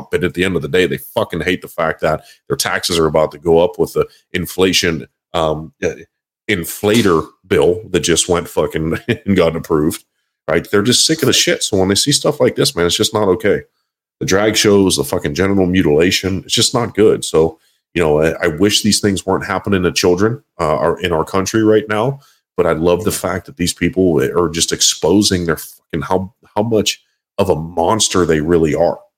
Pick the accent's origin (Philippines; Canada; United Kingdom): Canada; Quebec; I am not Canadian. I am Quebecois.